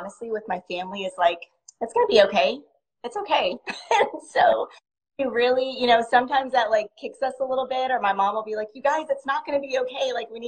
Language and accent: English; near Chicago, Illinois, United States; also born or lived in Texas; I was born in Texas, but I grew up in near Chicago in Illinois.